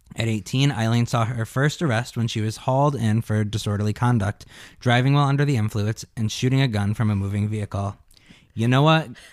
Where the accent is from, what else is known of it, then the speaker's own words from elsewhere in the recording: Gary, Indiana, United States; we're both from Gary, Indiana